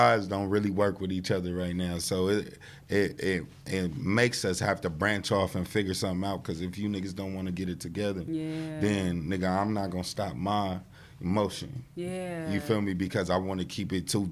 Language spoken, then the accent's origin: English; Long Beach, California, United States; growing up in Long Beach is a great place